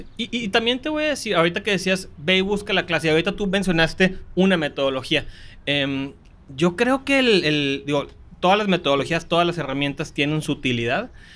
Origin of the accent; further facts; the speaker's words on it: Manzanillo, Colima, Mexico; moved away; also born or lived in Monterrey, Nuevo León / Mexico City; Yo ya soy regiomontano por nacimiento, costeñito por adopción. Crecí en Manzanillo, Colima